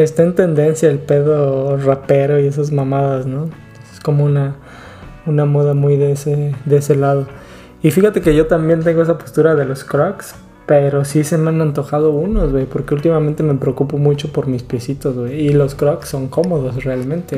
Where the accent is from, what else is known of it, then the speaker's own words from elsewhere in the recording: Acapulco, Guerrero, Mexico; moved away; Nosotros que estamos, que venimos de Acapulco